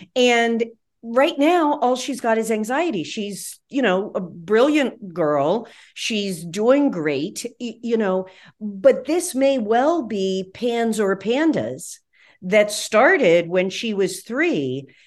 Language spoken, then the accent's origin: English; West Virginia, United States; where I grew up in West Virginia